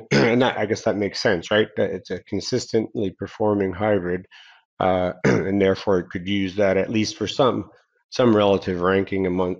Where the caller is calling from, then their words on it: Torreon, Coahuila, Mexico; also born or lived in Northern New York, United States; So Joe, obviously I'm connecting here from Torreon, Mexico, so very, very different climate than Northern New York, as I know well, having lived in both locations now.